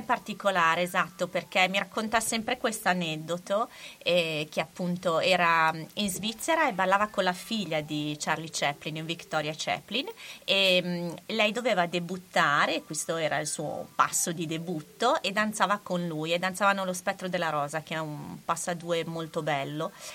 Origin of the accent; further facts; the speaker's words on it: Bologna, Emilia-Romagna, Italy; essendo bolognese